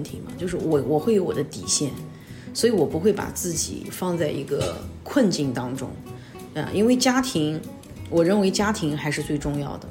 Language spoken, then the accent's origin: Chinese; Hefei, Anhui, China; moved away as an adult; also born or lived in Singapore / Hong Kong; now in Hefei, China; 我就是在合肥长大的孩子啊，然后因为早年去了新加坡留学，那么呢，大学毕业以后去了香港工作